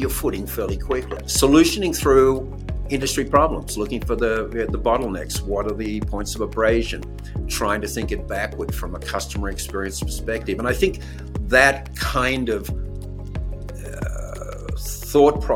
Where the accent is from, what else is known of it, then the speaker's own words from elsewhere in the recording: Sydney, New South Wales, Australia; moved away; I was a child of the late 50s and 60s, and growing up in Australia